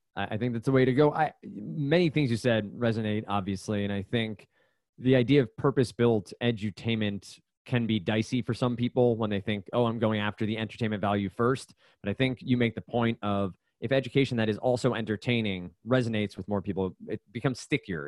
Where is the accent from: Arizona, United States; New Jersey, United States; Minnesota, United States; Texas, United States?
New Jersey, United States; moved away as an adult; also born or lived in Brooklyn; now in Boston, United States; I grew up in New Jersey. I lived up here for for five years now.